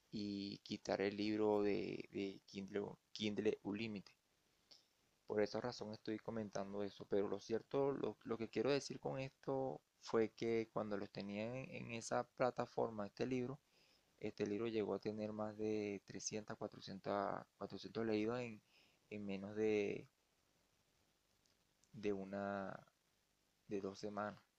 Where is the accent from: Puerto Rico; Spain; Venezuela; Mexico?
Venezuela; que ya saben mi situación, que soy venezolano, no pude optar por las regalías.